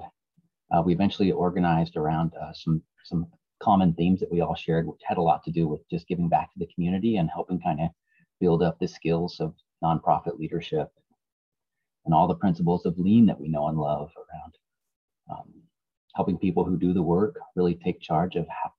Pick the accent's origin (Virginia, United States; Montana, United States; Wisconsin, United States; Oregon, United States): Oregon, United States; outside of Portland; I grew up outside of Portland here in a small farming town.